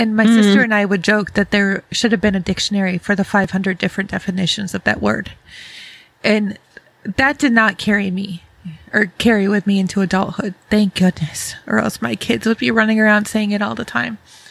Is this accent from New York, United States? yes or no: yes; Rochester, New York, United States; I grew up in Rochester, New York, so not far from Canada